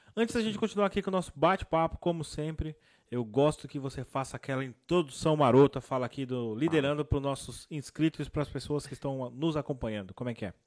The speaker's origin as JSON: {"language": "Portuguese", "region": "São Paulo", "country": "Brazil", "said": "Sou da Zona Sul aí de São Paulo. Sou de Santo Amaro, Capão Redondo"}